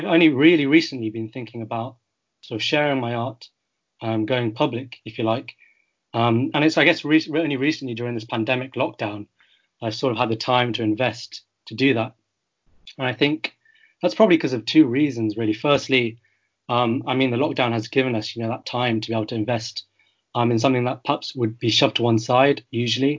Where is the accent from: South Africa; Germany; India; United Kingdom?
United Kingdom; I'm a third generation British Chinese